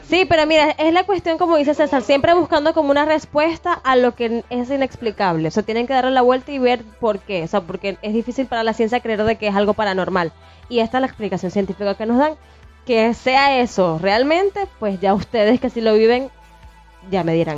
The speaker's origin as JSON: {"language": "Spanish", "town": "Maracaibo", "region": "Zulia", "country": "Venezuela", "tie": "born or raised there", "moved": "yes", "lives_now": "Puerto Vallarta, Mexico", "said": "Maracaibo es mi ciudad natal"}